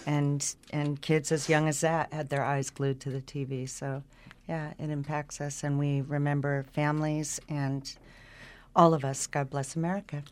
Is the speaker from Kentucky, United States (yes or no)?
no; Santa Barbara, California, United States; also born or lived in Buellton, California; I'm born and raised in Santa Barbara.